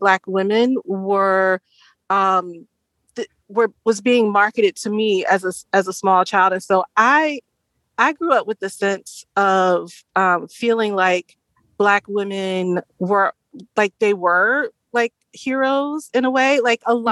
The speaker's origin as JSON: {"language": "English", "region": "the South", "country": "United States", "tie": "born or raised there", "said": "I grew up in the South"}